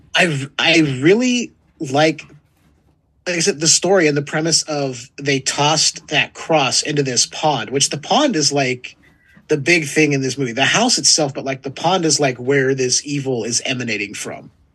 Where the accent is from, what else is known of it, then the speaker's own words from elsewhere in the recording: California, United States; I may have been born and raised in California